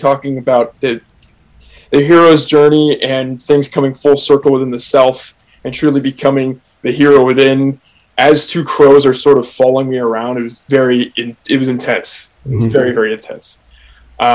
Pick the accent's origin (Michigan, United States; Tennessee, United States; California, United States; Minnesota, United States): California, United States; Oakland; I'm from Oakland